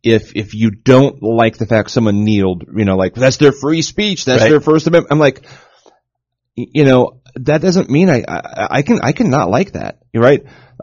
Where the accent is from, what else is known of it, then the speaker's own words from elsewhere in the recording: United States; I'm an American. That's my flag. You know, it's my country.